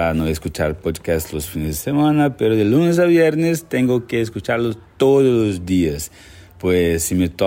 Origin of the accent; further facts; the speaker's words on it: Brazil; Spanish is a second language; eh, soy brasileño